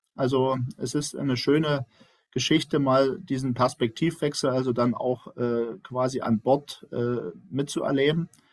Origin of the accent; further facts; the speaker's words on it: Brandenburg, Germany; moved away as an adult; now in Dresden, Germany; ich stamme ja aus dem Land Brandenburg